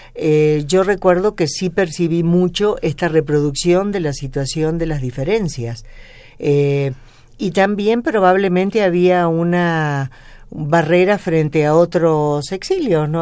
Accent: Córdoba, Argentina; moved away as an adult; now in Mexico; yo soy cordobesa

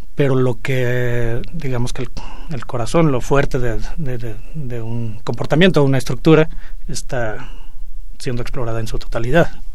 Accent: Mexico; somos mexicanos y este, de alguna manera estamos vinculados con la Ciudad de México

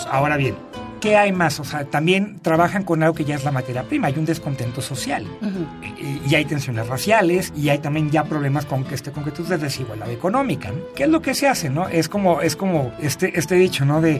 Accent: Mexico; yo creo que como mexicanos, también.

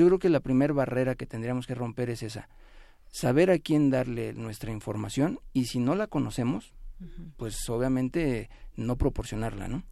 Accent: Mexico; nosotros como mexicanos

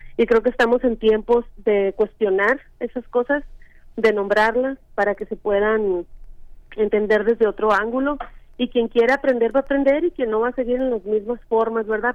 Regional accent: Sonora, Mexico; yo crecí en Sonora

